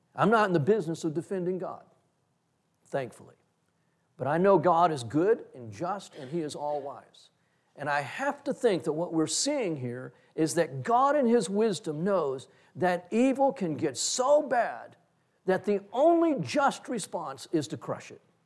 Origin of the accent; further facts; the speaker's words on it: Texas, United States; I'm a Texan